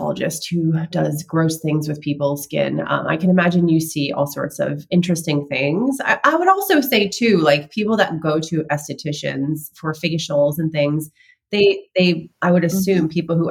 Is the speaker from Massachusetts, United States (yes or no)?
yes; Boston, Massachusetts, United States; moved away; I'm from Boston